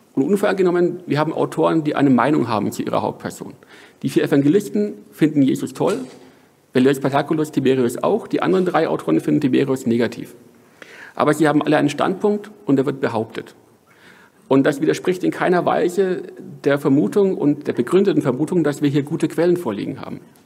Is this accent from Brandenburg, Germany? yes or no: no; Franconia, Bavaria, Germany; moved away; also born or lived in Hamburg; ich komme hier aus Franken